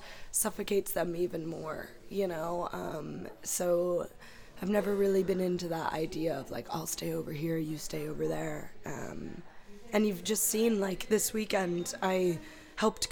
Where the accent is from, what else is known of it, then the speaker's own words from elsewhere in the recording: Cleveland, Ohio, United States; moved away as an adult; also born or lived in Eastern Europe; now in Limerick, Ireland; growing up in Ohio